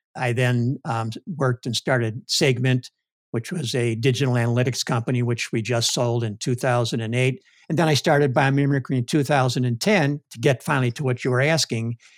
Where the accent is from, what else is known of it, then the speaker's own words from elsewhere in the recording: Chicago, Illinois, United States; now in Cleveland, United States; I'm from Chicago